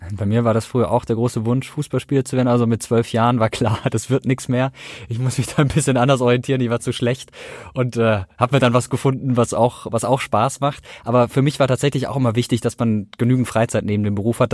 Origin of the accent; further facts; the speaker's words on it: Karlsruhe, Baden-Württemberg, Germany; ich komme aus Karlsruhe